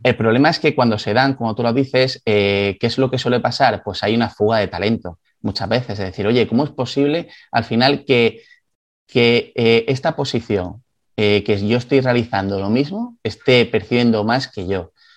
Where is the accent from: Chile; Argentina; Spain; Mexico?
Spain; Galicia; soy gallego